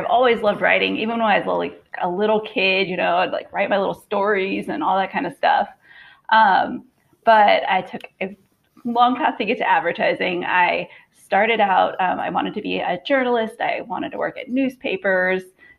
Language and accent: English; Houston, Texas, United States; From Houston.